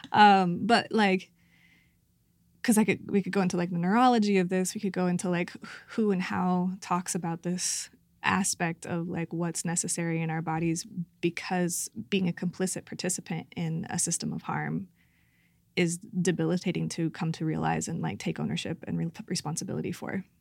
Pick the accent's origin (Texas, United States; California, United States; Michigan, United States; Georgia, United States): California, United States; Santa Cruz; my hometown of Santa Cruz.